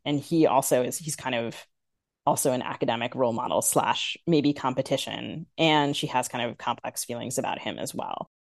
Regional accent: United States; accent: very American; I'm American, as your listeners can hear, very American, but I also, I'm because I'm Sri Lankan and I'm Tamil

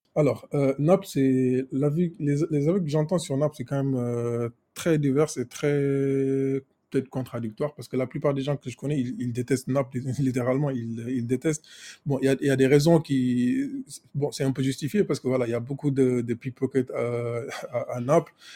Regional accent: Senegal; moved away as an adult; also born or lived in France; Je suis né et j'ai grandi au Sénégal

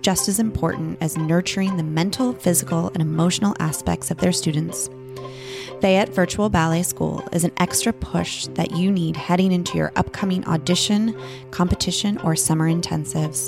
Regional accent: Bay Area, California, United States; I grew up in the Bay Area

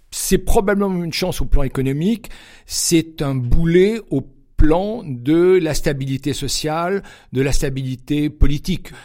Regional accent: Cannes, Provence-Alpes-Côte d'Azur, France; moved away; also born or lived in Geneva, Switzerland / south of Paris; je suis né à Cannes, dans les Alpes-Maritimes

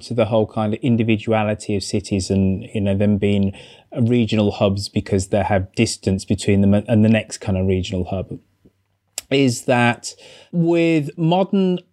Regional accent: Birmingham, West Midlands, United Kingdom; my hometown of Birmingham. Claire, have I ever told you I'm from Birmingham

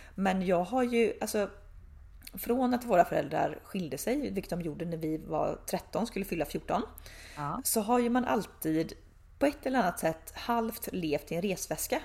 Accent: Tidaholm, Västra Götaland, Sweden; moved away as an adult; also born or lived in Uddevalla / Gothenburg; När jag bodde i Tidaholm hade jag pojkvän från Göteborg

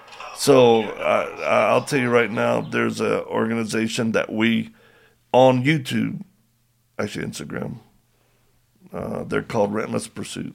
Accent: Louisiana, United States; moved away; also born or lived in California; Went back to my home state.

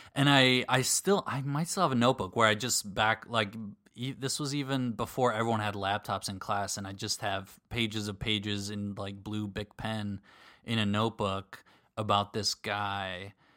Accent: suburbs of Minneapolis, Minnesota, United States; moved away; we were in the suburbs of the Twin Cities, suburbs of Minneapolis

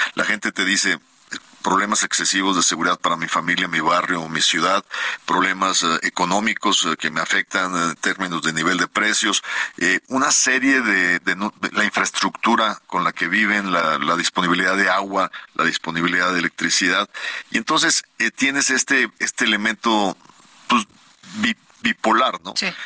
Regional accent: Monterrey, Nuevo León, Mexico; mi tierra, en Monterrey

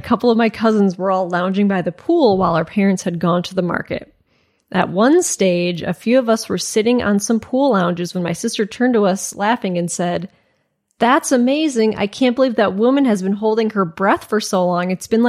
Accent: Ireland; I grew up in Ireland, and I come from a huge Irish Catholic family, 52 first cousins.

